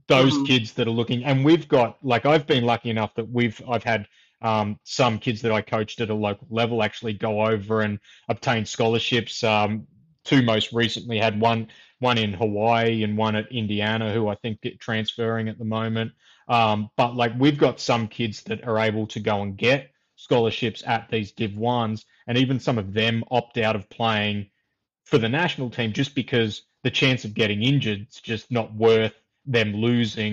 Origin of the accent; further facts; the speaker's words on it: near the Victorian border, rural New South Wales, Australia; moved away; also born or lived in Queensland; I grew up in New South, like rural part of New South Wales, where down near the Victorian border